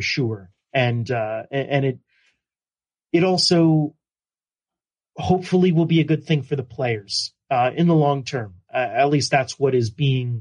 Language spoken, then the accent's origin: English; New Jersey, United States; My home state